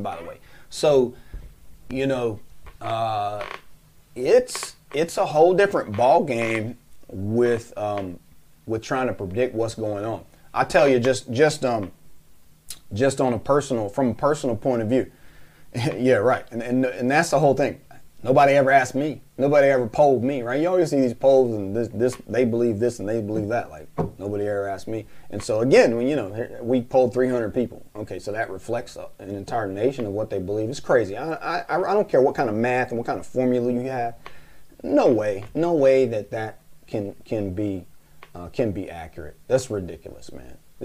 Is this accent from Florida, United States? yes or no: yes; North Florida, United States; I'm from North Florida